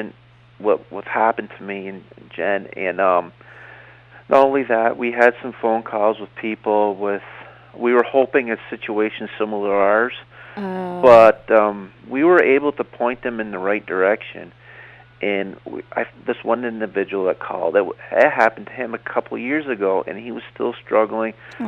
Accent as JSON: {"language": "English", "region": "East Coast", "country": "United States", "tie": "born or raised there", "said": "I'm from the East Coast. I was born on the East Coast"}